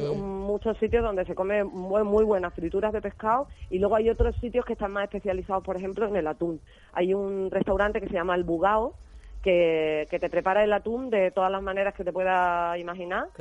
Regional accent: Ceuta, Spain; nuestra Virgen de África, la patrona de Ceuta

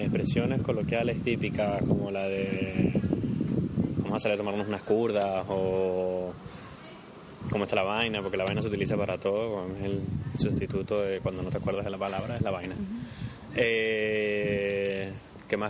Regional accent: Caracas, Capital District, Venezuela; moved away as an adult; now in Denmark; De Venezuela, de Caracas, Venezuela. Tengo cinco años viviendo en Dinamarca

